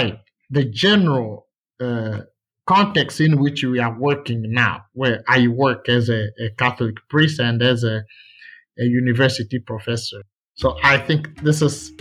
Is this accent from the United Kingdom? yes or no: no; DR Congo; I grew up here in the Congo